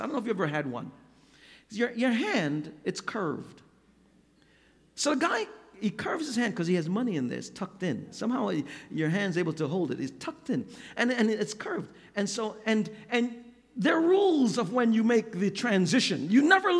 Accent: New York, United States; I grew up in New York

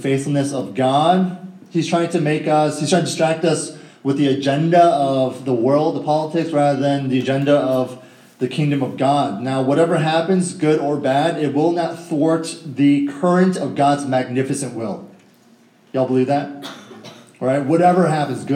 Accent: Northern Virginia, United States; born and raised in Northern Virginia, I went to Mason High School

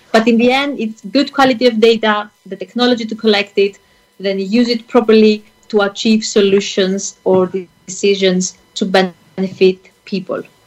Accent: Greece; I come from Greece

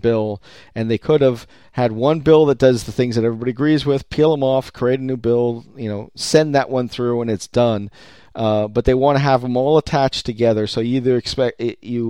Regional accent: California, United States; I'm from California

